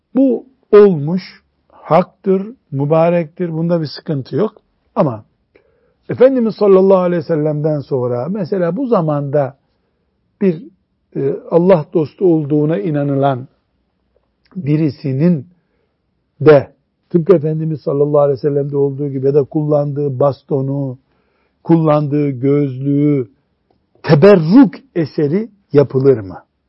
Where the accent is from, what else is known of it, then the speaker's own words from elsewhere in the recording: Black Sea Region, Turkey; bizim Karadeniz'de dolaylık deniyor ona.